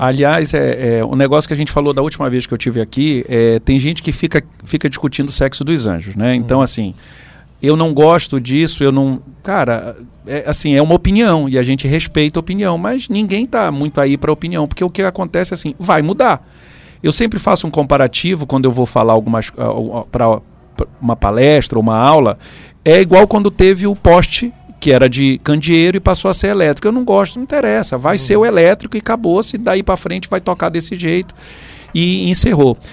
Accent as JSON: {"language": "Portuguese", "region": "Pará", "country": "Brazil", "said": "Eu sou paraense, né? E gosto muito é, dessa região."}